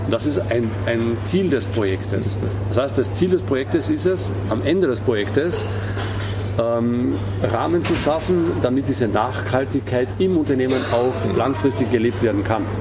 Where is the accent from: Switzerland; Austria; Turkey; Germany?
Austria; Ähm, auf der einen Seite ähm, äh, finde ich es beschämend, ja, als Österreicher tatsächlich.